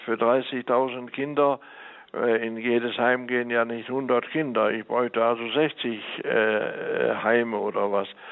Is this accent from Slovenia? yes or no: no; Mönchengladbach, North Rhine-Westphalia, Germany; moved away as an adult; now in La Paz, Bolivia; Auf dem Böckelberg in Mönchengladbach bin ich groß geworden und äh, das ist also meine Heimat